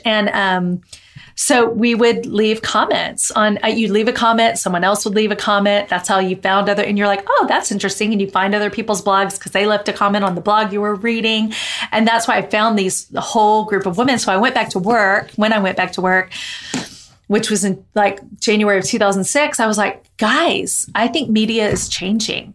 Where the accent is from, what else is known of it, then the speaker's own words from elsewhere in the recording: Texas, United States; I'm in from Texas